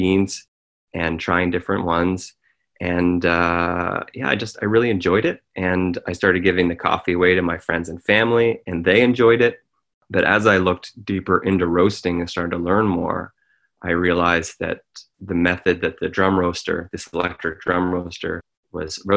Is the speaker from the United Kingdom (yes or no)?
no; Smiths Falls, Ontario, Canada; we bought a house in my hometown of Smiths Falls